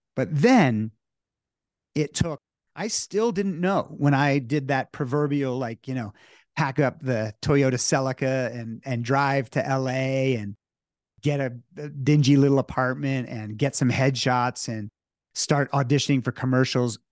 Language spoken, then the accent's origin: English; New Jersey, United States; I was growing up in New Jersey